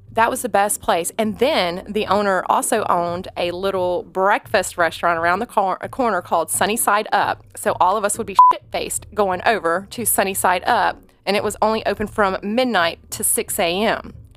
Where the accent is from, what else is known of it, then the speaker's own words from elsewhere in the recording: Atlanta, Georgia, United States; accent: country; moved away as an adult; also born or lived in Tampa, Florida / Bristol, Tennessee; now in Tennessee, United States; I am from Atlanta, Georgia, originally. I moved from there in twenty se, twenty oh seven